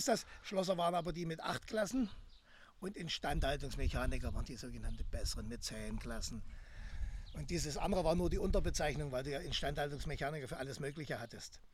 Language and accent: German; Greppin, Saxony-Anhalt, Germany; now in Halle, Germany; Also ich bin geboren in Krebin. Das ist zwischen Bitterfeld und Wolfen